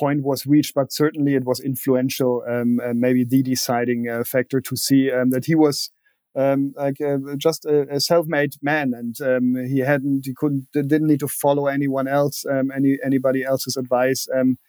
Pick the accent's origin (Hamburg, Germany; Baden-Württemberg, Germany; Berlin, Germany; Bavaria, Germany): Berlin, Germany; English is a second language; That's right. I was actually 12 when the wall came down. So the first couple of years, I still remember being isolated